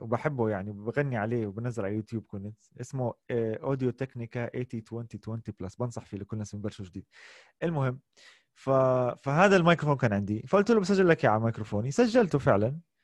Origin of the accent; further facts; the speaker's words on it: Amman, Amman Governorate, Jordan; also born or lived in Kuwait / Jaffa (ancestral origin); وعشت حياتي كلها في الاردن في عمان لكن مسقط راسي هو الكويت